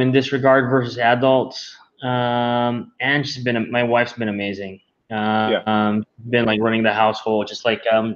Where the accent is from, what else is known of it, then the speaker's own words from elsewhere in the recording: Manila, Metro Manila, Philippines; I was born and raised here in Manila, Philippines